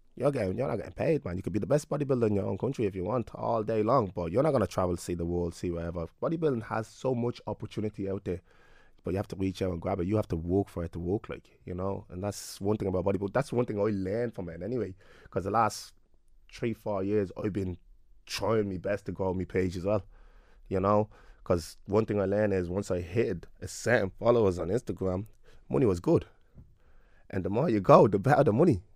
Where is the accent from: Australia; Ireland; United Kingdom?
Ireland; Clondalkin, Leinster; me being a black young fella growing up in Clondalkin